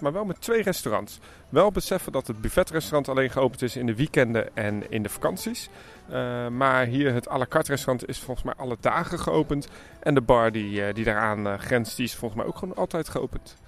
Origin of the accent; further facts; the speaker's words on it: Germany; het is voor mij als Duitser